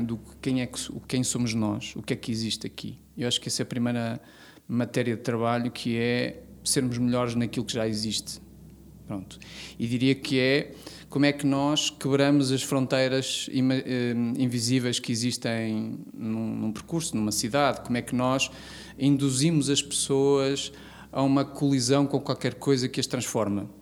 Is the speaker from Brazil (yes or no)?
no; Vila das Aves, Norte, Portugal; eu não tendo nascido em Guimarães, eu nasci em Vila das Aves